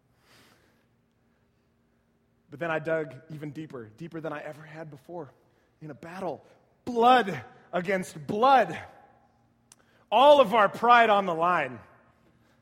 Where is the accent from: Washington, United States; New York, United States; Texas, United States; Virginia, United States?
Texas, United States; San Antonio; I grew up in San Antonio watching my Spurs just wreck fools